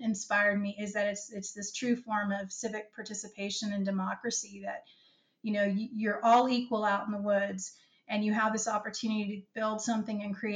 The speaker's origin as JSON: {"language": "English", "region": "Virginia", "country": "United States", "tie": "born or raised there", "said": "I grew up in Virginia"}